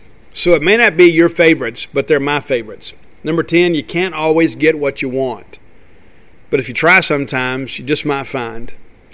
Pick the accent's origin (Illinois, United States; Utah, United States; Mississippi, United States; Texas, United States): Mississippi, United States; Columbia; in my hometown of Columbia